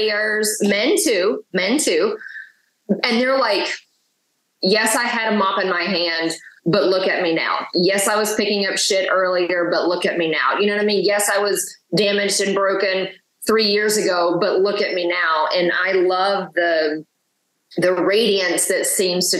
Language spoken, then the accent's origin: English; the South, United States; growing up in the South has been a very interesting dynamic